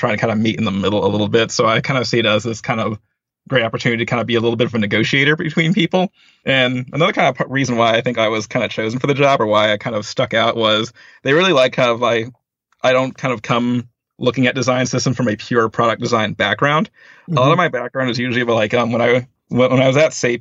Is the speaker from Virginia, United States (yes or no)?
yes; Northern Virginia, United States; moved away as an adult; also born or lived in Arlington, Virginia / Washington, D.C.; now in California, United States; I grew up in Northern Virginia. I've lived in like, you know, the Arlington, D.C. kind of metro area my entire life